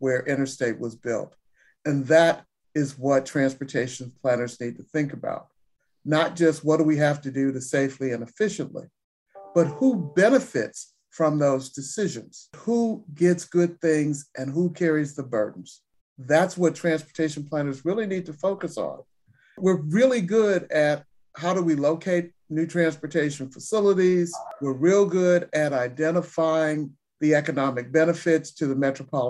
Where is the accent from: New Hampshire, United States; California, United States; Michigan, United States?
Michigan, United States; Detroit; I grew up in Detroit, and my godparents lived near one of the new freeway construction routes